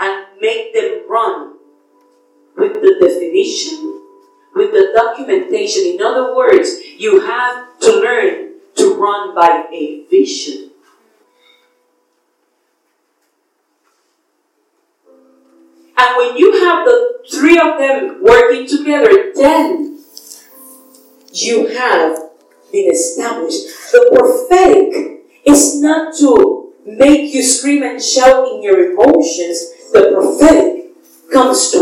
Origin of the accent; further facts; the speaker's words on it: Puerto Rico; my island